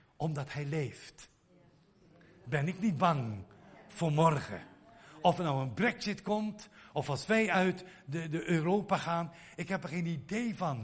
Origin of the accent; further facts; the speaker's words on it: Netherlands; ons, onze mentaliteit als Nederlanders